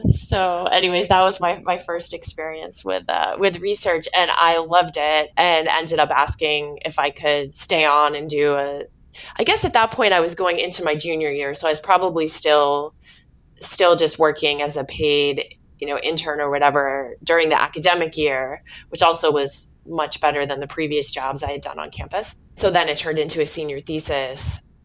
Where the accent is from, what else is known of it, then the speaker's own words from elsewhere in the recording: Stoneham, Massachusetts, United States; also born or lived in Saugus, Massachusetts; I was born in Saugus, Massachusetts, and then we moved to Stone Stoneham, which is really where where I, you know, from my the time I can remember uh, where we lived